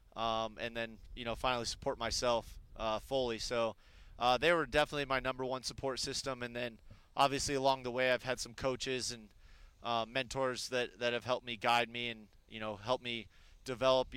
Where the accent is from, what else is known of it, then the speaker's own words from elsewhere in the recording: Arizona, United States; moved away as an adult; my hometown